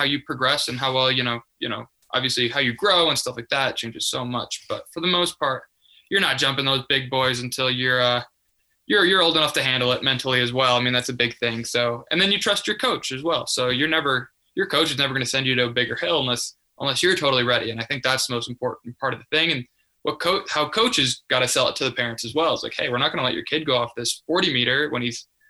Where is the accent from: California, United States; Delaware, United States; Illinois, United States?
Illinois, United States; Chicagoland area, northwest suburbs of Chicago; I'm from the Chicagoland area, the northwest suburbs of Chicago, about a 40-minute drive outside of there.